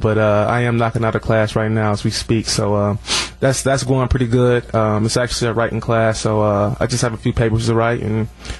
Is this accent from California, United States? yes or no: no; Orlando, Florida, United States; moved away; down there in Orlando, in my hometown